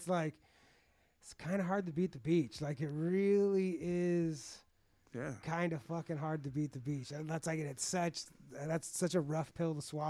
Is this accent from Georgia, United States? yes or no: no; South Bay, Los Angeles, California, United States; also born or lived in Hollywood, Los Angeles; now in San Fernando Valley, United States; growing up in the South Bay.